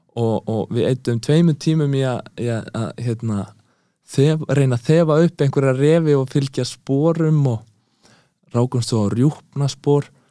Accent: Eastern Region, Iceland; ég er að austan

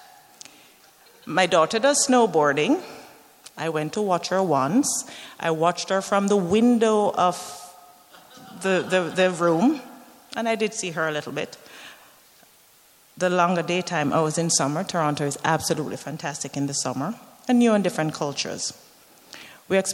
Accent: Jamaica; moved away as an adult; also born or lived in London / Italy; now in Canada; I was born in Jamaica. I'm very proud of being a Jamaican

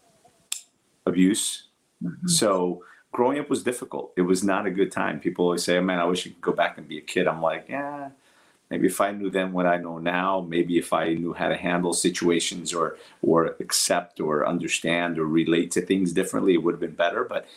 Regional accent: Newark, New Jersey, United States; English is a second language; also born or lived in Portugal; I grew up in Newark, New Jersey

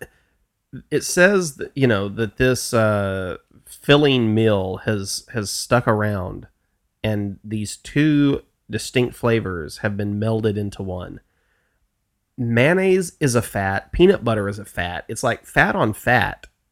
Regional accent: the South, United States; I'm from the South

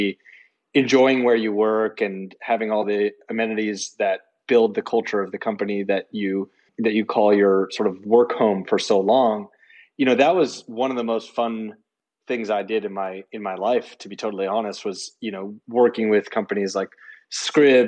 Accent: Palo Alto, California, United States; the guys and gals I grew up with in Palo Alto

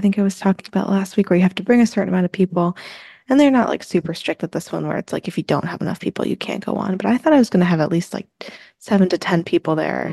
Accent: New Jersey, United States; since I'm from New Jersey

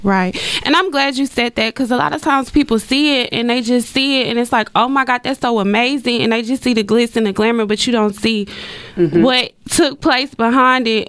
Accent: Dallas, Texas, United States; also born or lived in Texarkana; I was born in Texarkana, but I was actually raised in Dallas

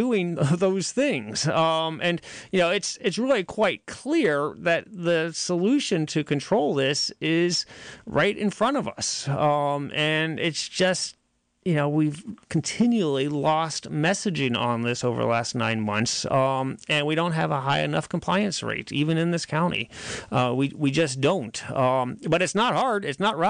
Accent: Boonville, California, United States; I'm from West Boonville

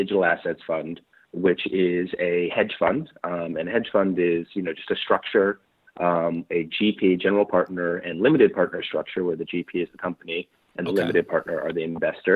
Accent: New York City, New York, United States; I grew up in New York City, Manhattan, most of my life

